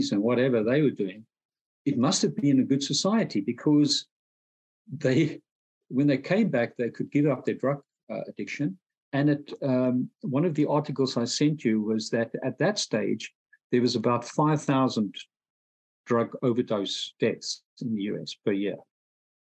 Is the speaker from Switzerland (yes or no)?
no; South Africa; moved away as an adult; where I grew up in South Africa.